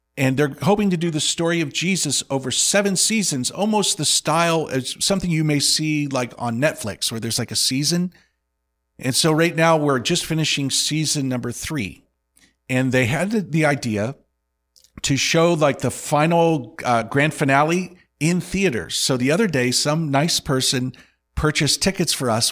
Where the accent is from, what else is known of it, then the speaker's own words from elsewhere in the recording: Indiana, United States; I grew up with the head coach of Purdue's, uh, basketball team